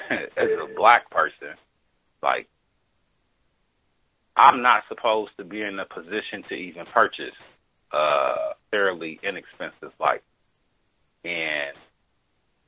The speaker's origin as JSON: {"language": "English", "region": "Wisconsin", "country": "United States", "moved": "yes", "lives_now": "California, United States", "said": "I'm from Wisconsin"}